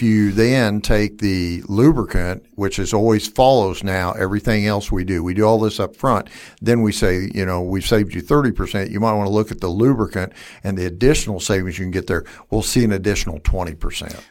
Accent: Wichita, Kansas, United States; I'm from, uh, West Wichita, born and raised here

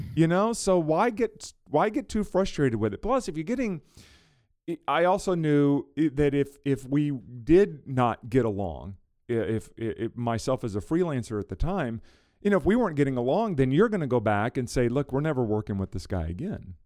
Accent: South Louisiana, United States; I grew up in South Louisiana, I grew up in the deep, deep South

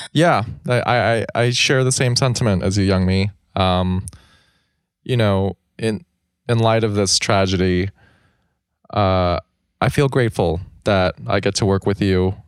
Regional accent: United States; I grew up in America

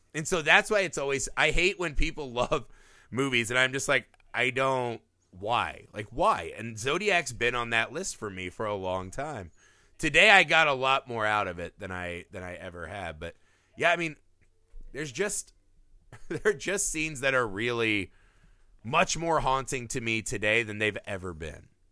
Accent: Midwest, United States; I grew up in the Midwest

